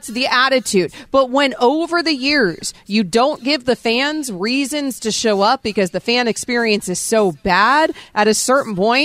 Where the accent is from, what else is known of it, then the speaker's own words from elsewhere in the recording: Tampa Bay area, Florida, United States; I grew up in the Tampa Bay area